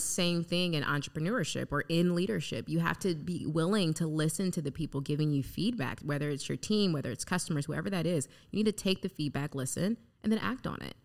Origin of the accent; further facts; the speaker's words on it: United States; also born or lived in Gary, Indiana / Chicago, Illinois; now in Fort Wayne, United States; I was raised in Gary and Chicago